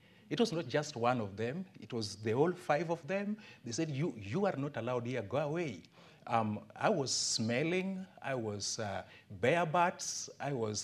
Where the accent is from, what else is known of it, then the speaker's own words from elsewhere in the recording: Kisumu, Kisumu County, Kenya; also born or lived in Ongata Rongai, Kenya; now in Homa Bay, Kenya; I was born in Kisumu town. My parents lived in a slum. As I was growing up, we were sitting on stones in our house